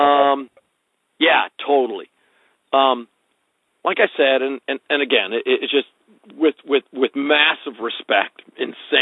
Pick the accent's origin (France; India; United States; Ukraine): United States; Wisconsin; I'm like basically from Wisconsin.